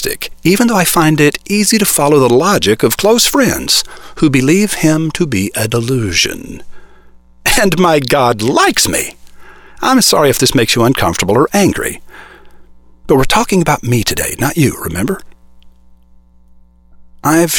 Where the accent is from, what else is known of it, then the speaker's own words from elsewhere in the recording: United States; I was born in America as a white boy